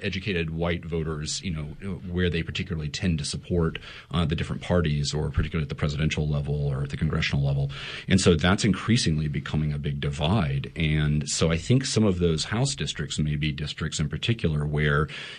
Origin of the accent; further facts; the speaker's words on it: South Carolina, United States; moved away; I'm originally from South Carolina